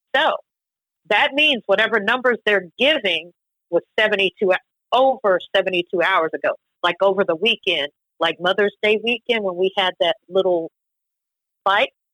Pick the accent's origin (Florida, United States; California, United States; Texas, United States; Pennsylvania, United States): Texas, United States; College Station; College Station, Texas